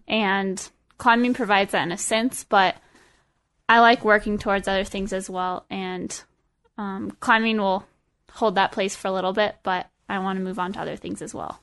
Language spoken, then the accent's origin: English; Estes Park, Colorado, United States; also born or lived in Boulder, Colorado; I grew up in Estes. Um, my family moved there in, when I was in third grade